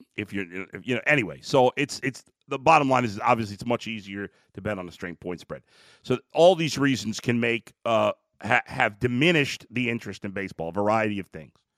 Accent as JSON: {"language": "English", "town": "New York City", "region": "New York", "country": "United States", "tie": "born or raised there", "said": "As a kid growing up in New York City, in Brooklyn, New York, in the seventies, and then my teen years in the eighties"}